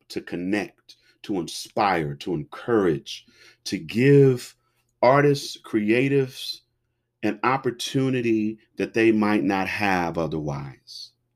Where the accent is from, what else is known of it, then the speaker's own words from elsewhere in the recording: Cincinnati, Ohio, United States; I was born and raised in Cincinnati, Ohio